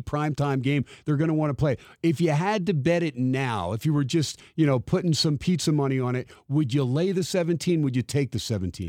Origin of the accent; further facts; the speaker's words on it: New Jersey, United States; now in Las Vegas, United States; Growing up in Jersey, I was one of the only uh, USC fans there